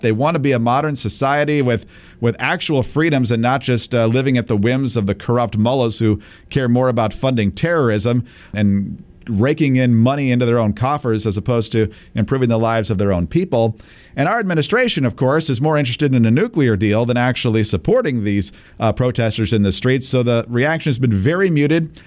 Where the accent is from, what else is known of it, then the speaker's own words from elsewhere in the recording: Michigan, United States; my home state of Michigan